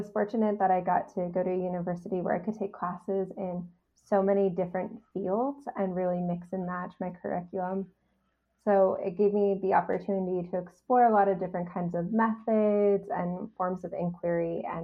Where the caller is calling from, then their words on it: Montreal, Quebec, Canada; So I'm joining you from Tiohtià:ke, Montreal, on unceded Kanien'kehá:ka territory.